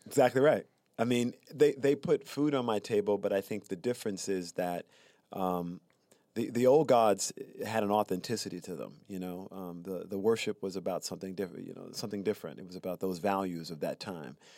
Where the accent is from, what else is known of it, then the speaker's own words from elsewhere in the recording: Prichard, Alabama, United States; moved away; also born or lived in Mobile, Alabama; I'm from Pritchard, Alabama